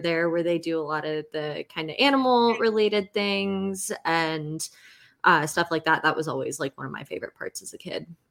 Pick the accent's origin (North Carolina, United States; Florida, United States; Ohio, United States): North Carolina, United States; Clayton; I grew up in the Clayton area, uh, first 18 years of my life